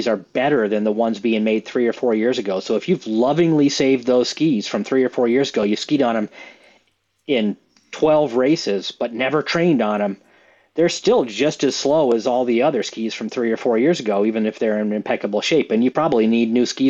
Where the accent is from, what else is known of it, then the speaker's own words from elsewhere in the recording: the East, United States; I'm from the East.